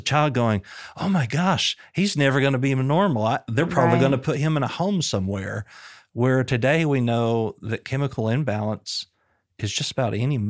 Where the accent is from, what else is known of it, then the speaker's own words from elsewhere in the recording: Booneville, Arkansas, United States; We grew up in Boonville, small town America, about 2.5 hours from here.